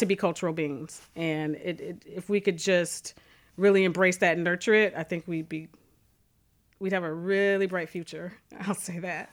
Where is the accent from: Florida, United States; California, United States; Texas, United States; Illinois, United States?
Illinois, United States; Calumet City; I grew up in Calumet City.